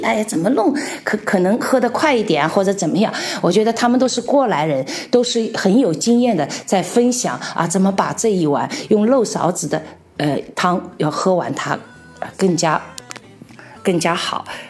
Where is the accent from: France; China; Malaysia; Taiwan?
China; moved away as an adult; now in Czech Republic; 我们来自大中国